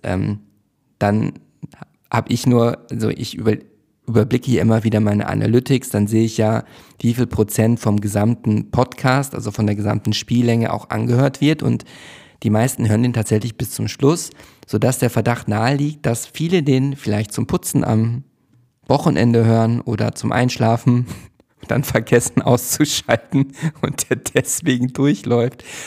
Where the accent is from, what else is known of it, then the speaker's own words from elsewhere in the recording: Hövelhof, North Rhine-Westphalia, Germany; also born or lived in Schloss Neuhaus; now in Berlin, Germany; Ich bin in Schloss Neuhaus zur Schule gegangen und in Hövelhof bin ich ja aufgewachsen